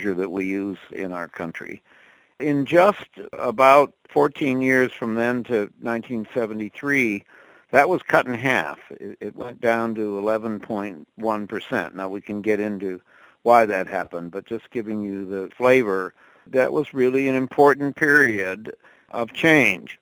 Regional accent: Minneapolis, Minnesota, United States; moved away; I grew up in Minneapolis in a middle-class household.

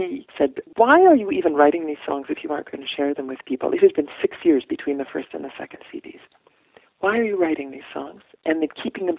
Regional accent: Ireland; It's probably a little bit of each, but then I'm Irish, so, you know, the guilt is familiar.

